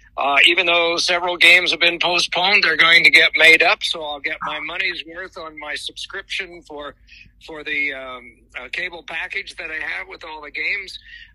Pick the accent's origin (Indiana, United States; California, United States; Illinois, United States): Indiana, United States; also born or lived in Oxford, Ohio; because I grew up in Indiana.